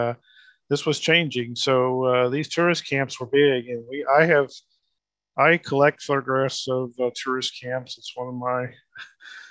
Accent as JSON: {"language": "English", "town": "Muskogee", "region": "Oklahoma", "country": "United States", "tie": "born or raised there", "said": "My hometown, Muskogee"}